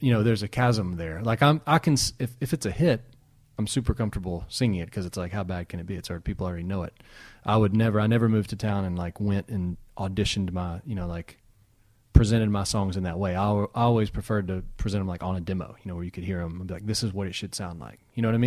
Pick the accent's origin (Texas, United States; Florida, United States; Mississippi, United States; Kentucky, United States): Kentucky, United States; Danville; Danville, Kentucky. About three and a half hours from here.